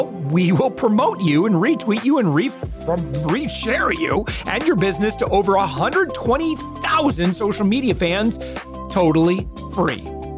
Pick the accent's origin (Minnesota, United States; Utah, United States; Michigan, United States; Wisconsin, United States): Michigan, United States; folks from the Midwest, which I'm from, you know, like I said, I'm from West Michigan.